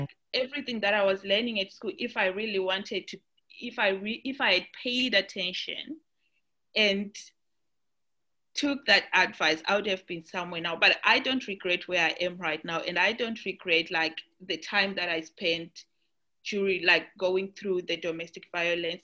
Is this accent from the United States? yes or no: no; Zimbabwe; now in Australia; I'm from Australia, originally from Zimbabwe